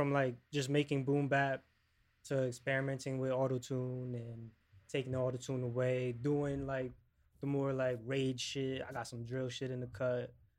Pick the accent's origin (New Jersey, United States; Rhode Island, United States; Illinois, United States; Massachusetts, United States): New Jersey, United States; Paterson; also born or lived in Roxbury, New Jersey / Florida; now in Clifton, United States; I'm a rapper from Paterson, New Jersey. I currently reside in Clifton. I've lived up in Roxbury. I've lived in Florida.